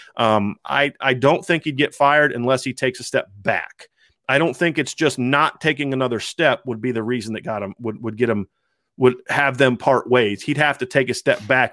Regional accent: Ohio, United States; moved away; also born or lived in Pennsylvania; I'm from Ohio

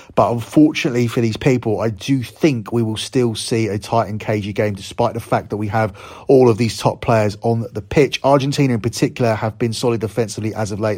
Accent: United Kingdom; as a Brit

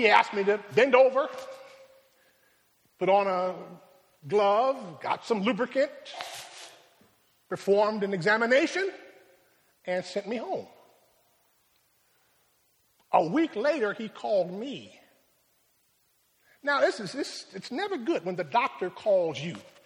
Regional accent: Rochester, New York, United States; My hometown is Rochester

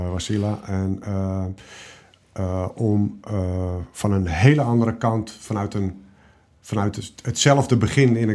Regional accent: Morocco; ik kom uit een bepaalde hoek, namelijk ik ben Marokkaanse, ik ben nog vrouw ook

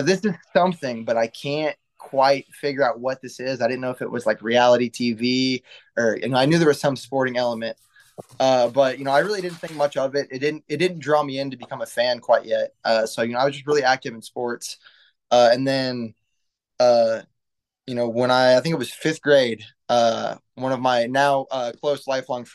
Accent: St. Joseph, Missouri, United States; I'm from St. Joseph, up north of Kansas City.

